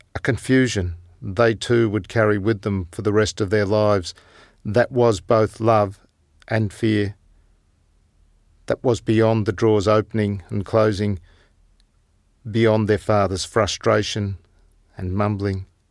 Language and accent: English; Tasmania, Australia; our village where I was born in Tasmania